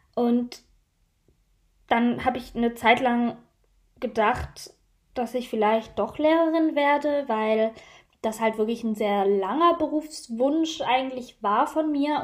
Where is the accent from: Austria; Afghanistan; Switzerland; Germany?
Switzerland; mit 16 schließt man bei uns in der Schweiz die Schule ab